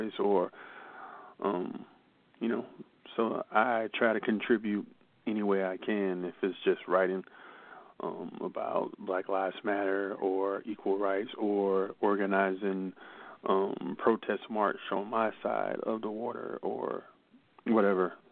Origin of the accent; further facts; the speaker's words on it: United States; first language English; now in Germany; I'm usually the only American, and I'm the only English-spoken poet